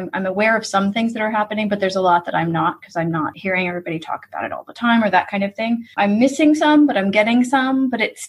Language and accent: English; United States; moved away as an adult; also born or lived in San Francisco; my parents both immigrated from Italy and then had three kids and I'm the youngest. And so I grew up, like they brought us over to Italy a few times and stuff, but I grew up in the US